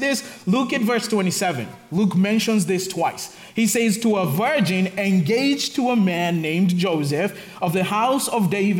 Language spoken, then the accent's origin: English; Kenya; moved away as an adult; also born or lived in Nairobi / Texas; now in Charlotte, United States; I'm from Kenya, and back in Kenya, I used to work for FM radio and a little bit of TV